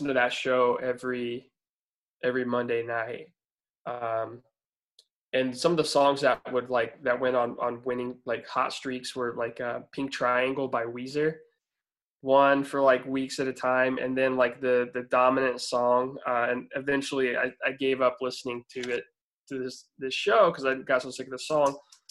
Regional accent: Warsaw, Indiana, United States; I was born and raised in Warsaw, Indiana, which is a small town, like north central Indiana

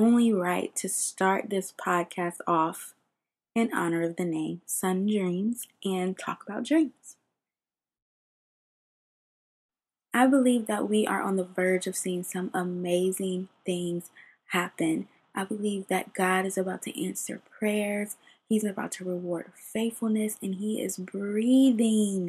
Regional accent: Ohio, United States; moved away as an adult; now in California, United States; I'm from Ohio

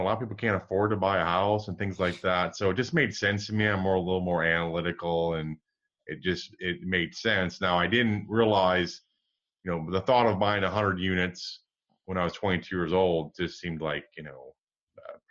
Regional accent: Michigan, United States; moved away; I grew up in Michigan

